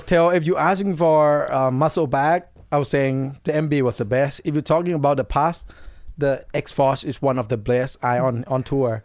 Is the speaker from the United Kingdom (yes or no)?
no; Thailand; it's really similar to my home country.